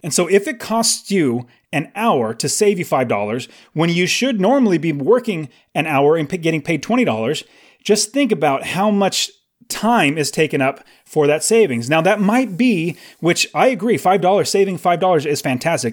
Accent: California, United States; now in Phoenix, United States; I live in Phoenix, I was originally from California

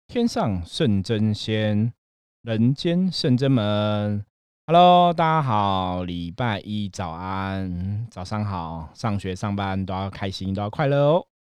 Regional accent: Taipei, Taiwan; 因为我自己在士林长大

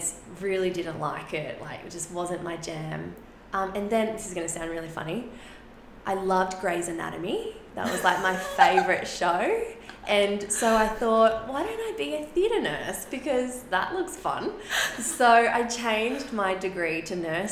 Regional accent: Sydney, New South Wales, Australia; first language Spanish; English is a second language; I grew up in a really traditional Catholic upbringing, and in Sydney, in the West.

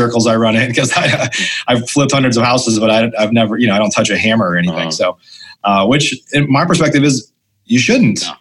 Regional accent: Illinois, United States; moved away as an adult; also born or lived in Chicago; now in Dallas, United States; I grew up in Illinois

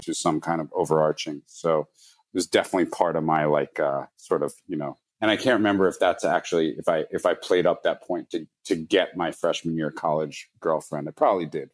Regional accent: New York City, New York, United States; I grew up in New York City

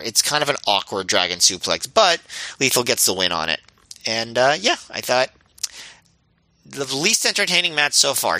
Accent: United States; as an American

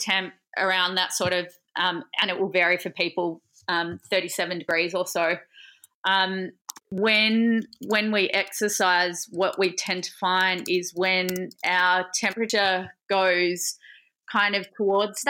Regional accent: Adelaide, South Australia, Australia; moved away as an adult; now in Melbourne, Australia; I initially wasn't from Melbourne, so I was from Adelaide.

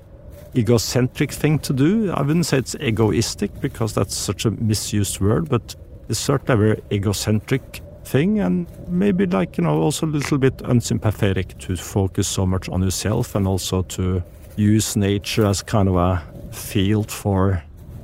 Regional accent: Norway; I'm from Norway.

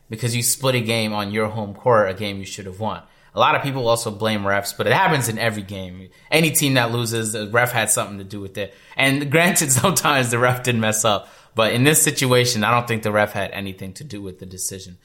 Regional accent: Toronto, Ontario, Canada; I'm from Toronto

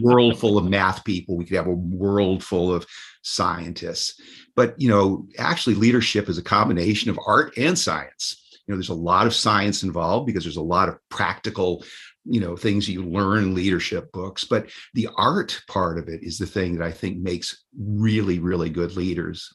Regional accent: New York, United States; moved away as an adult; also born or lived in Washington, D.C.; I volunteered at the the, the New York State school for the deaf every Saturday

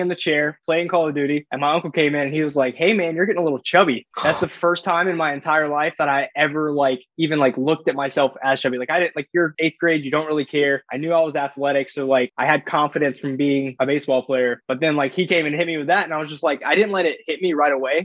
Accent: Florida, United States; So I'm from a very small town in Florida. We didn't even have a red light.

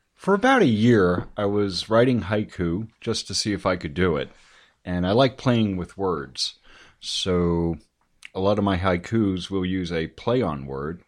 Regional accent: Paramus, New Jersey, United States; I grew up in Paramus in Bergen County in northern New Jersey.

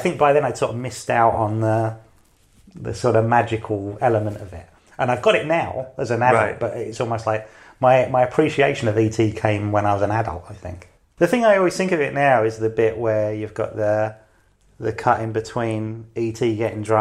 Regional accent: London, United Kingdom; I grew up in London. I grew up in the city. My family are from Cumbria.

